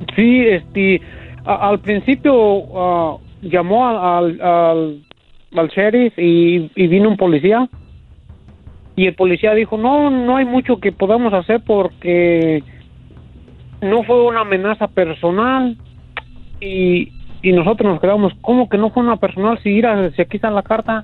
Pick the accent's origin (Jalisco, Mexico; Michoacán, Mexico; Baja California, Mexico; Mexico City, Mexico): Michoacán, Mexico; La Piedad; moved away; yo soy de La Piedad, Michoacán